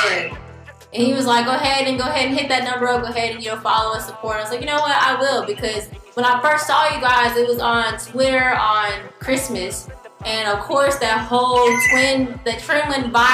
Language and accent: English; the Carolinas, United States; accent: Carolina twang; I'm from the Carolinas, so we got that Carolina twang up here